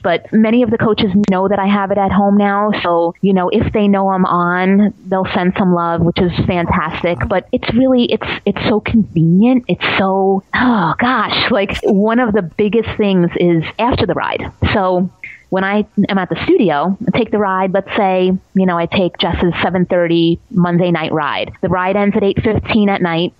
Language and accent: English; New York City, New York, United States; I grew up in Staten Island